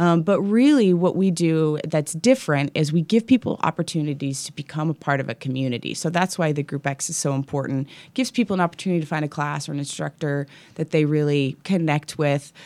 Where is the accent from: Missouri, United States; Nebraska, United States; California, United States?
Missouri, United States; Kansas City; also born or lived in West Coast; now in Kansas City, United States; I grew up in Kansas City